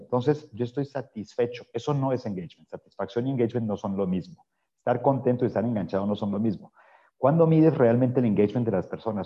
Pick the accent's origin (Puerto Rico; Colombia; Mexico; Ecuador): Colombia; mi tierra natal